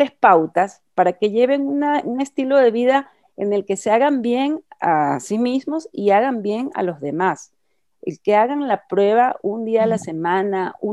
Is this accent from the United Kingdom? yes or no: yes; England, United Kingdom; Spanish is a second language; now in Ecuador; quiero decir que mi, producto favorito es el verde verde, porque en mi país, en Inglaterra